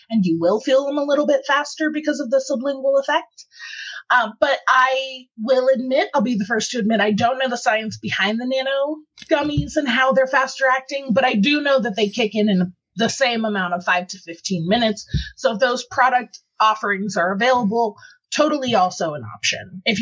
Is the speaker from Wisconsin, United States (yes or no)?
no; Ohio, United States; moved away as an adult; I came from Ohio where it was legal for you know years when I was consuming before I moved out here, so I know the struggle is real.